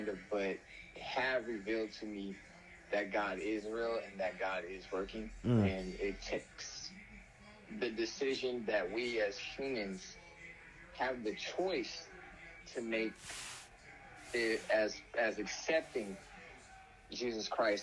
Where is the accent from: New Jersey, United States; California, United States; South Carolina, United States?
California, United States; Oakland; now in Stockton, United States; I'm from Oakland, California. I've lived in Stockton for some time now